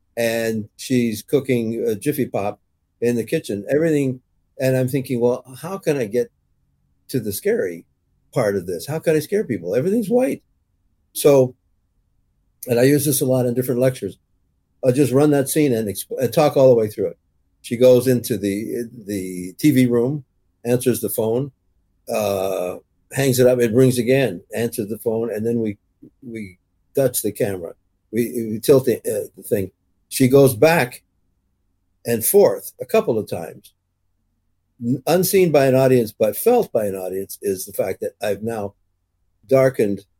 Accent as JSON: {"language": "English", "country": "Canada", "also_born_or_lived": "Toronto", "said": "as an English Canadian"}